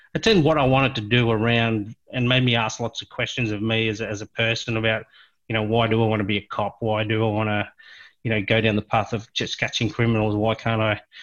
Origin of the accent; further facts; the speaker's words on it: Cape Town, Western Cape, South Africa; I was born in South Africa, um, oh, in a place near Cape Town, a place called Claremont